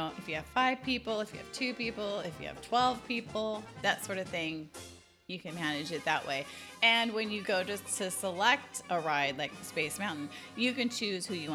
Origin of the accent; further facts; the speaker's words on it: California, United States; accent: California; now in Texas, United States; I did grow up there, so there is. I have a California accent.